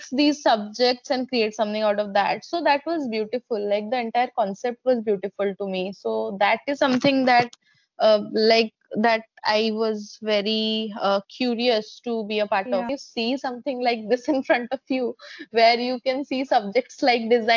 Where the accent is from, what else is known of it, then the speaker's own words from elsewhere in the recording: Odisha, India; I'm from Odisha.